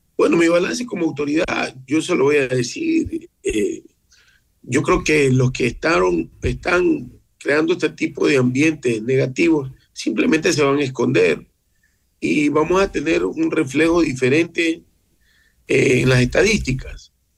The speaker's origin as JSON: {"language": "Spanish", "region": "Esmeraldas", "country": "Ecuador", "tie": "born or raised there", "said": "nací en Esmeraldas"}